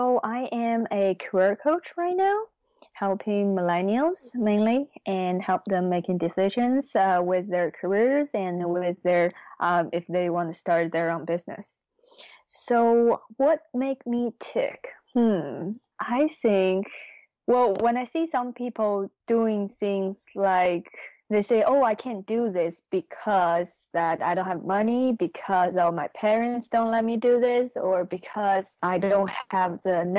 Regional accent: China; My mom becomes an entrepreneur. And, you know, at that time, it's kind of a new thing in China.

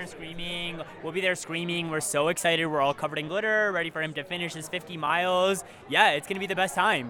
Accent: Michigan, United States; now in Denver, United States; And I'm from Michigan, but we're all in Denver now. So we all live in Denver now.

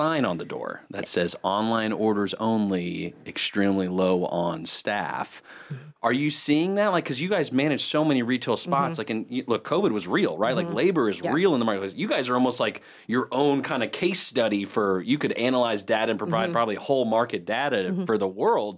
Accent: Huntersville, North Carolina, United States; we grew up in Birkdale

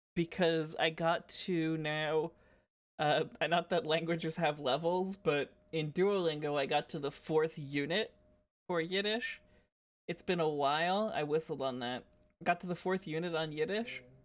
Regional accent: New Jersey, United States; now in Toronto, Canada; as much as I am currently residing in Toronto, I am from New Jersey

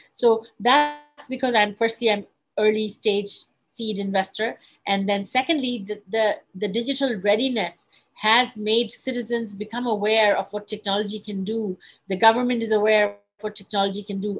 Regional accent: Bangladesh; moved away as an adult; also born or lived in England / Silicon Valley, United States; I am from Bangladesh. I was born in Bangladesh, and then I lived in Bangladesh and, and England

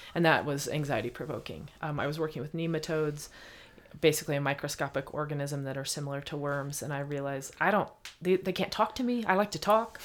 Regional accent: Bloomington, Indiana, United States; growing up in Bloomington, Indiana

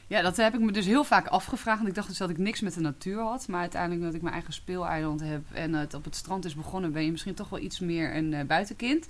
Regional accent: Twente, Overijssel, Netherlands; now in Haarlem, Netherlands; ik ben in Twente opgegroeid

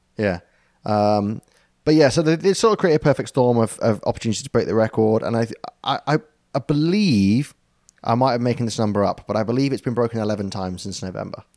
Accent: United Kingdom

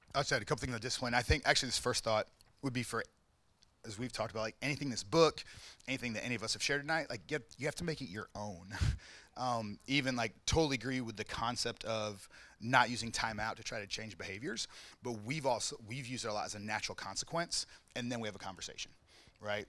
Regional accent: the South, United States; I grew up in the South, so discipline was like always, all the time.

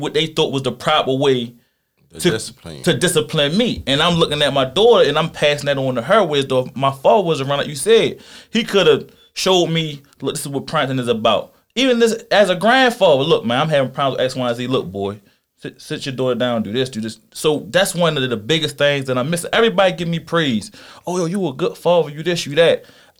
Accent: Philadelphia, Pennsylvania, United States; I was born in Philly

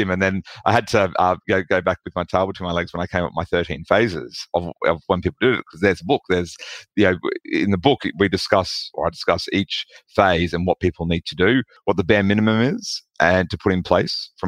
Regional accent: Australia; accent: Australian; People can probably tell from my accent that I'm from Australia

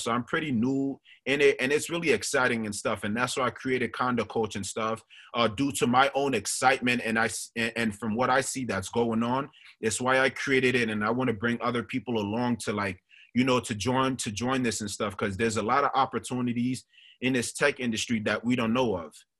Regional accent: New York City, New York, United States; also born or lived in Monrovia, Liberia; raised in Staten Island, New York.

